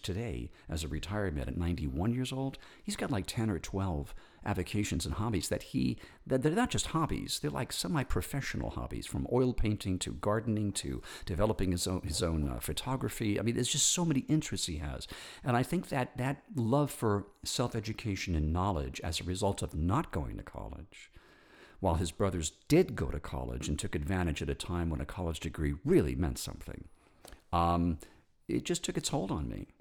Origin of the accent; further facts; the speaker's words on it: New York, United States; moved away; also born or lived in Hollywood; I was born in New York to a large Italian-American